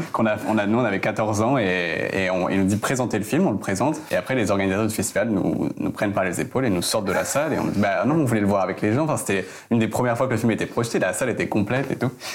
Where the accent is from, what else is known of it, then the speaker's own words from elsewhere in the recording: Provence-Alpes-Côte d'Azur, France; Je viens du sud de la France, des Alpes-Maritimes, euh, à la campagne.